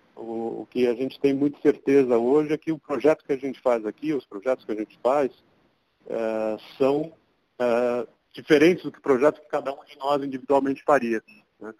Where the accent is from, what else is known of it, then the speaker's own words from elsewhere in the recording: São Paulo, Brazil; nasci em São Paulo, sempre morei aqui em São Paulo